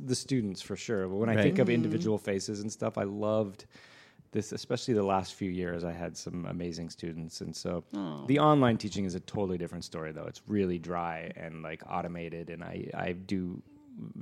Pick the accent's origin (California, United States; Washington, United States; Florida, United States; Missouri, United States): California, United States; Los Angeles; having been born and raised here